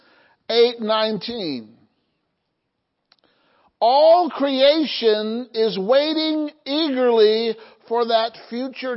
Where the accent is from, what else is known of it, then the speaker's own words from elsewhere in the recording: Illinois, United States; my hometown in Illinois